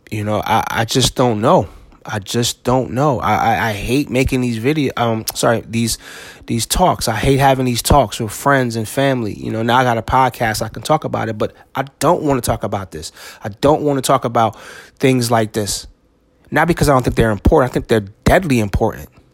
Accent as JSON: {"language": "English", "town": "East Orange", "region": "New Jersey", "country": "United States", "tie": "born or raised there", "said": "I grew up in East Orange, New Jersey"}